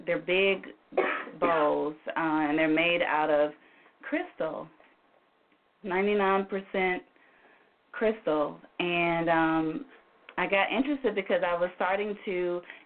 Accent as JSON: {"language": "English", "town": "Memphis", "region": "Tennessee", "country": "United States", "tie": "born or raised there", "said": "I am from Memphis, born and raised"}